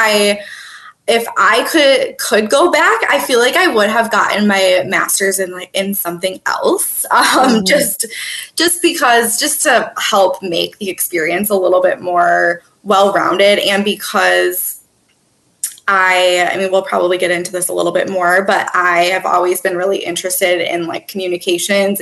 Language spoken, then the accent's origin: English; Twin Cities, Minnesota, United States; also born or lived in Milwaukee, Wisconsin; I'm originally from the Twin Cities in Minnesota